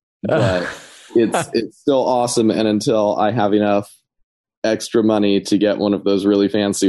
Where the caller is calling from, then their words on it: Maryland, United States; I'm calling from Maryland.